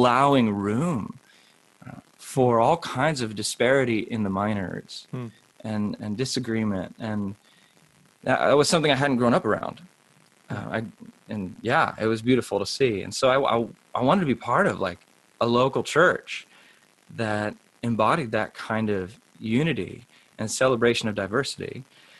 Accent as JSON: {"language": "English", "region": "Southern California", "country": "United States", "tie": "born or raised there", "said": "I grew up in Southern California"}